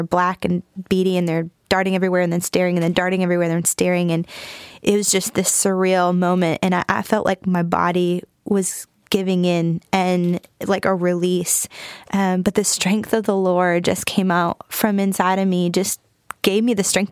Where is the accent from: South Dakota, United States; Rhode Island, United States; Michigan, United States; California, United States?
Michigan, United States; moved away as an adult; also born or lived in Huntington, West Virginia; now in North Carolina, United States; I'm from Michigan originally, born and raised